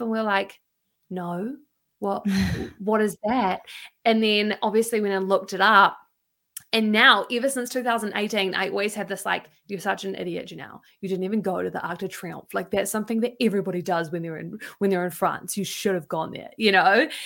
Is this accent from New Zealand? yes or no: yes; New Zealand; my circles that I've had growing up in New Zealand